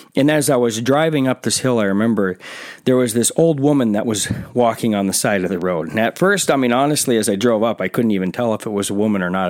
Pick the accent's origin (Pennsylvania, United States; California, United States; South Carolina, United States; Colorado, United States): South Carolina, United States; I'm from South Carolina